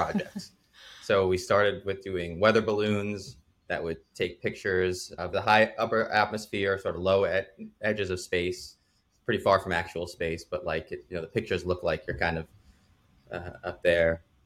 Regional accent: New Jersey, United States; I grew up in New Jersey

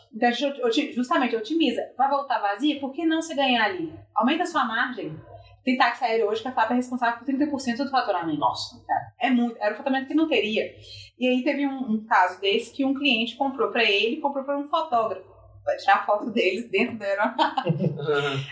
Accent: Minas Gerais, Brazil; eu sou de Minas, acho que evidentemente pelo sotaque

